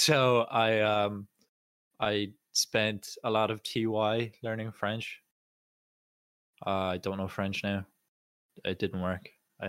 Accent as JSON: {"language": "English", "country": "Ireland", "first_language": "Irish", "said": "I have Irish as my first language, but I'm also very glad that I didn't do it in school"}